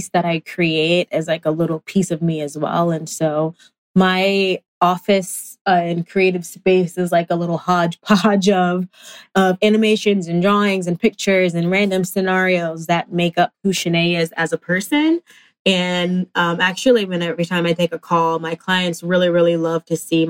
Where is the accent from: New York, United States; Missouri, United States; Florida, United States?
New York, United States; New York City; I was born in Brooklyn, raised in Brooklyn as well